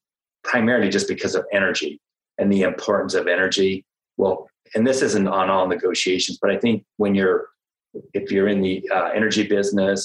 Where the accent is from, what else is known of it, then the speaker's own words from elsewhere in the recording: United States; myself being an American